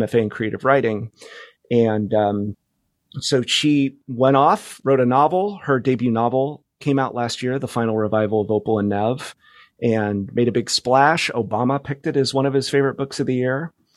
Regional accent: Fresno, California, United States; moved away as an adult; also born or lived in New York / Bay Area / Palm Springs / Los Angeles; now in Seattle, United States; I grew up in California. I grew up in Fresno

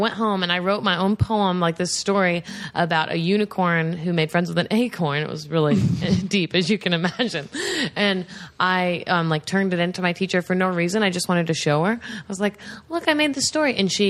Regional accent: New York, United States; accent: southern; also born or lived in Tennessee; I moved to New York from Tennessee, so I was already getting made fun of so much for my accent.

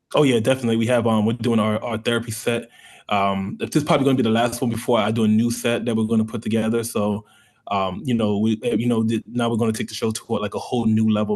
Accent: New York, United States; now in Tampa, United States; I'm from New York. I'm first generation African

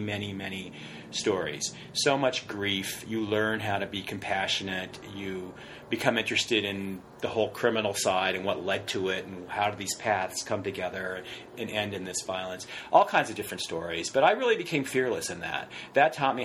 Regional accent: Westminster, California, United States; I grew up in Orange County.

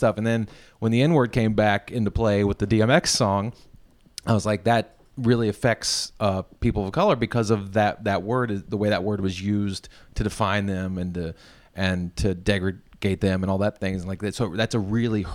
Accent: near Manassas, Virginia, United States; moved away; I grew up near Manassas, Virginia

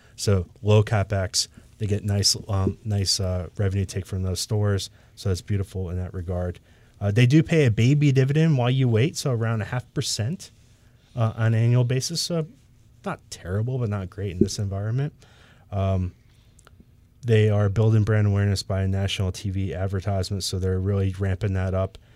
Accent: Michigan, United States; moved away; I'm from Michigan originally

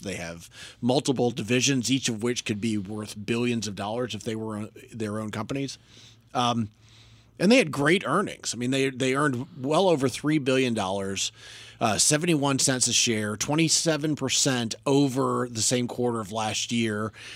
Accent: North Carolina, United States; now in Washington, D.C. area, United States; I grew up in North Carolina

